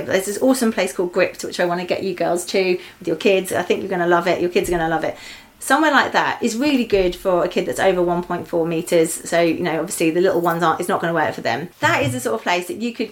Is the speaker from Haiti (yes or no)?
no; Eastbourne, South East England, United Kingdom; I grew up actually right next to the sea in Eastbourne